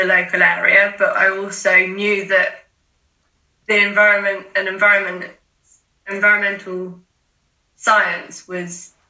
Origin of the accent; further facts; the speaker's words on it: Ringwood, South East England, United Kingdom; also born or lived in Portsmouth; So I grew up in Ringwood, so not a million miles away from Portsmouth.